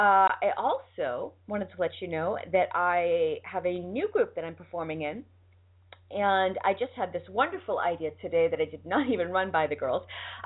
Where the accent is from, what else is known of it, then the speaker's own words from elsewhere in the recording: Boston, Massachusetts, United States; accent: Boston; now in Los Angeles, United States; My Boston accent is slipping out. I'm telling you, since I married my husband, I didn't have a Boston accent the whole time I lived in Boston. Now that I'm in L.A., I have a worse Boston accent now that I'm here